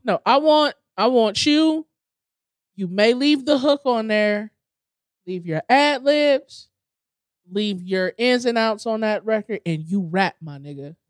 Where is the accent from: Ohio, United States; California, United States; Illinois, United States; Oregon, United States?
Ohio, United States; Cleveland Heights; born or raised there